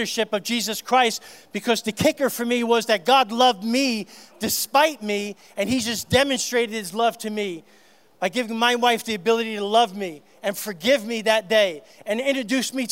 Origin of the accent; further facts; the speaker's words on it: New York City, New York, United States; I grew up in New York City